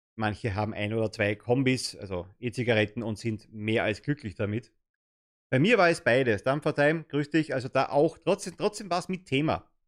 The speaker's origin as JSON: {"language": "German", "country": "Germany", "said": "als Deutscher"}